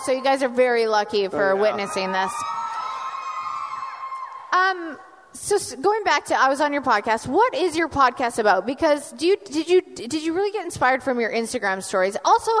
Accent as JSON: {"language": "English", "country": "Canada", "said": "That's like when I went on and everyone called me out for being Canadian, so instead of saying a boat, I kept being like about."}